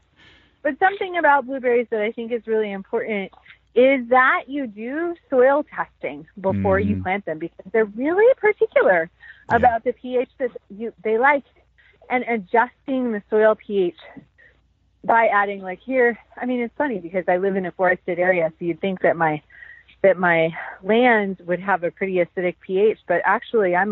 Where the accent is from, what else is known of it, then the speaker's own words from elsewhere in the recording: Pacific Northwest, United States; now in North Carolina, United States; I'm from the Pacific Northwest